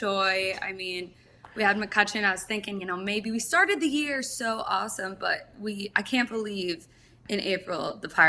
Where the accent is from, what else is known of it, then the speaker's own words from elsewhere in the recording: South Florida, United States; moved away as an adult; now in Columbus, United States; I was born and raised in South Florida, actually. Right now I'm in Columbus, back and forth